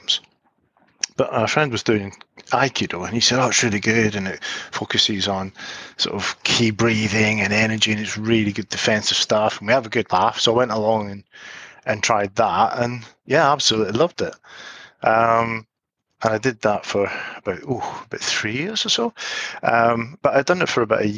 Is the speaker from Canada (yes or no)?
no; East Kilbride, Scotland, United Kingdom; my hometown, East Kilbride